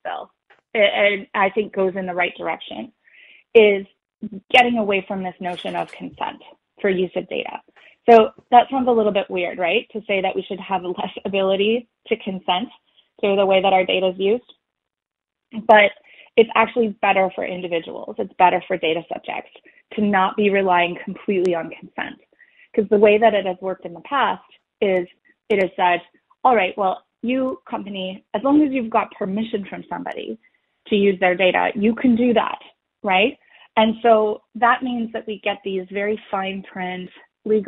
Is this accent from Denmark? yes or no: no; Canada; as a Canadian